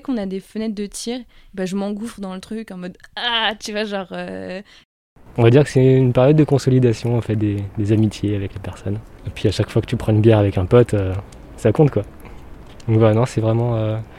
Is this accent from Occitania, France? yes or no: yes; Toulouse, Occitania, France